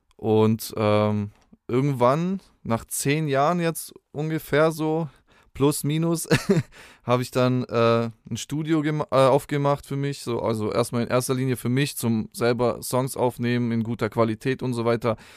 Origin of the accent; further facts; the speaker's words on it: Spaichingen, Baden-Württemberg, Germany; also born or lived in Rottweil; Ursprünglich bin ich aus Speiching. Das ist ein kleiner Ort so, zwischen Stuttgart und Bodensee kann man es irgendwo so einordnen.